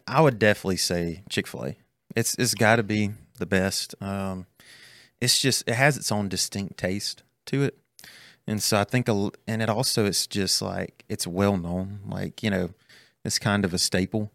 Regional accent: Birmingham, Alabama, United States; moved away as an adult; also born or lived in Jasper, Alabama; now in Ridgeland, United States; I'm from Birmingham, Alabama. Uh, so, grew up just north of there. Uh, went to school at Jasper High School

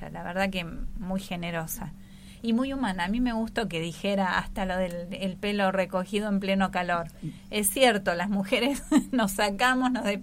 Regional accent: La Plata, Buenos Aires Province, Argentina; born there; also born or lived in Junín; Yo nací en La Plata, me fui a vivir amo Junín

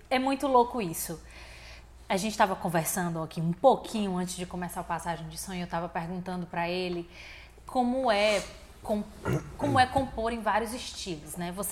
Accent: Fortaleza, Ceará, Brazil; Ah, ah, nós nascemos aqui. Eu nasci no centro

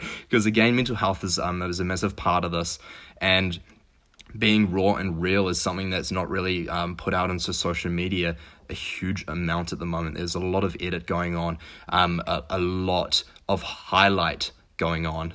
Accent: New Zealand; now in Quebec City, Canada; I'm from New Zealand. Uh, so New Zealand, the other side of the world, uh, grew up

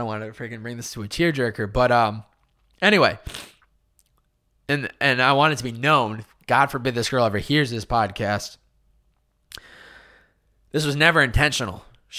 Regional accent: Chicopee, Massachusetts, United States; how the environment that I was raised in Chicopee, Massachusetts, and then college, and then where I am today in society

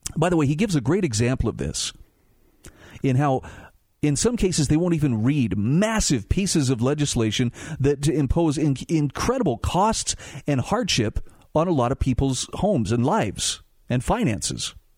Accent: Utah, United States; my home state of Utah

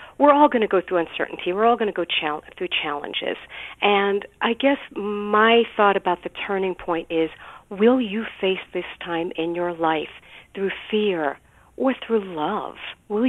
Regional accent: New York City, New York, United States; I grew up in Brooklyn, New York, and my family is Orthodox Jewish.

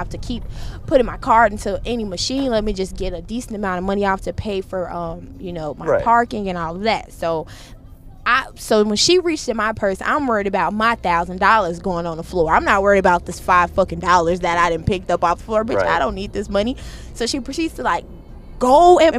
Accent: Chicago, Illinois, United States; I'm from Chicago.

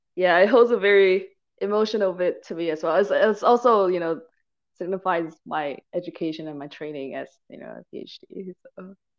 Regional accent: Malaysia; also born or lived in Hong Kong / Michigan, United States / Cambridge, United Kingdom; now in Alabama, United States; I'm initially from I grew up in Malaysia, but I moved to okay. Hong Kong and I spent a decade in Michigan when I was studying.

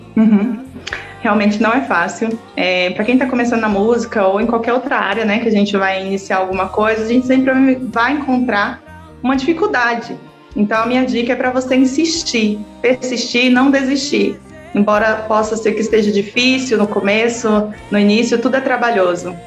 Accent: Bahia, Brazil; eu moro em Monte Santo, mas eu sou baiana, sou nordestina

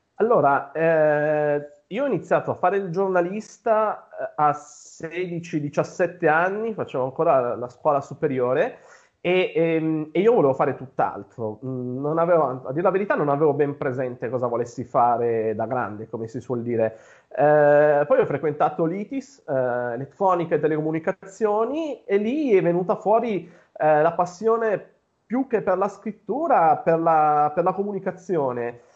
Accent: Piedmont, Italy; Io sono nato in Piemonte, eh, dove vivo tuttora.

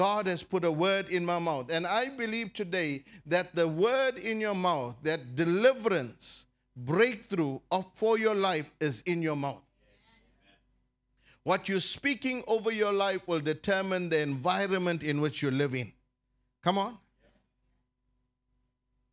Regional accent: South Africa; I'm a South African citizen. I'm loyal to this country

